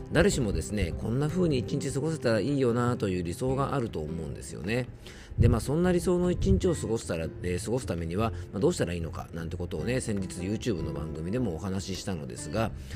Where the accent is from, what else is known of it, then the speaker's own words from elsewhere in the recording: Yamanashi, Japan; 僕の地元、山梨県